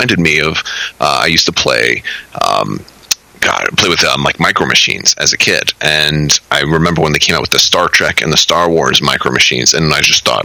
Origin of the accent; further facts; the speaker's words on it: Florida, United States; now in Orlando, United States; I don't live in my hometown anymore because I was in the army after high school and I got out and moved to Orlando. I was originally from a different part of Florida